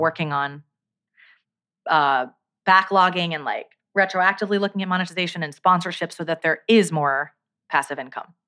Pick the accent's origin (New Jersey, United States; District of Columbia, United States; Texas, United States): New Jersey, United States; also born or lived in Brooklyn, New York; I grew up in New Jersey. I was born in Brooklyn